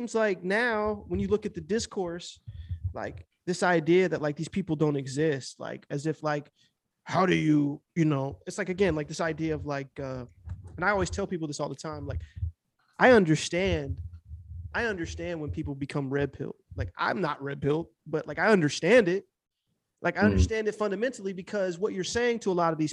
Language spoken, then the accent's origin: English; Midwest, United States; also born or lived in Los Angeles; I'm from the Midwest.